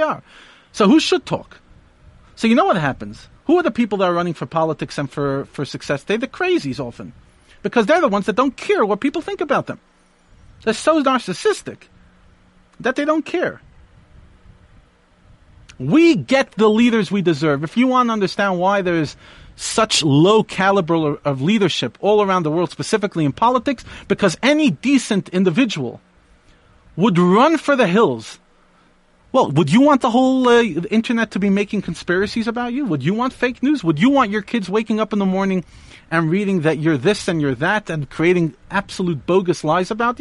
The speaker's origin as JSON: {"language": "English", "region": "New York", "country": "United States", "tie": "born or raised there", "said": "I grew up in New York"}